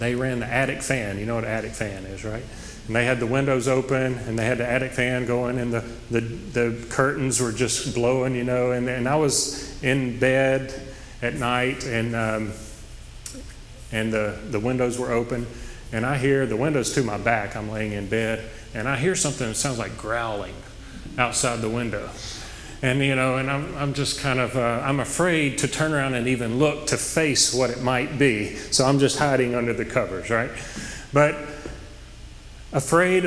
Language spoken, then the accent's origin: English; Oak Grove, United States; I grew up in Oak Grove, and it's a rural community